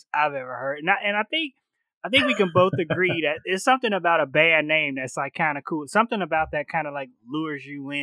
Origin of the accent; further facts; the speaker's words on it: Chicago, Illinois, United States; I grew up in the South Side of Chicago, predominantly black neighborhood